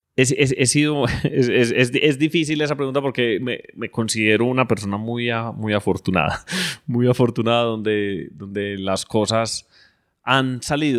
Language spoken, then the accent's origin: Spanish; Colombia; nosotros como colombianos